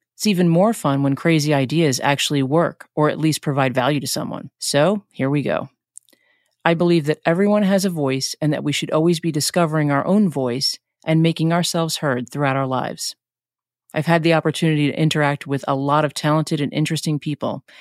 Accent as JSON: {"language": "English", "town": "New York City", "region": "New York", "country": "United States", "tie": "born or raised there", "moved": "yes", "lives_now": "New Jersey, United States", "said": "I'm originally from New York. I grew up in Flushing, New York"}